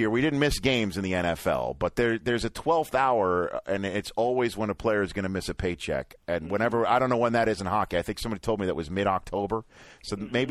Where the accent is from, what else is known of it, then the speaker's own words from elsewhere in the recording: New York City, New York, United States; I am from Staten Island